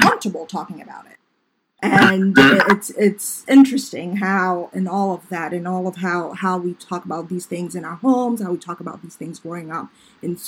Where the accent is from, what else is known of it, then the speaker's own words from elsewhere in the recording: Ghana; growing up in Ghana